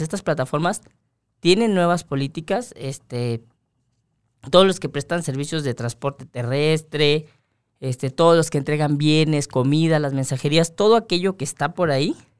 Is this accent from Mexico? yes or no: yes; Mexico